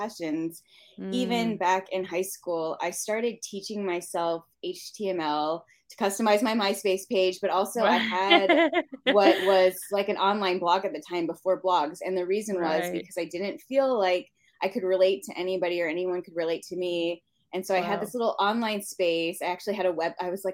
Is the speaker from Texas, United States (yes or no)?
yes; Southlake, Texas, United States; also born or lived in Marietta, Georgia / Chicago; So I grew up in Southlake, Texas. And so I was there from fifth grade through high school graduation.